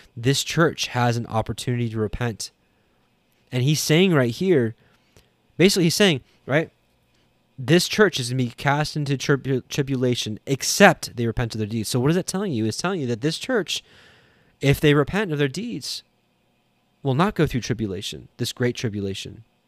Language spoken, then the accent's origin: English; Canada; I'm Canadian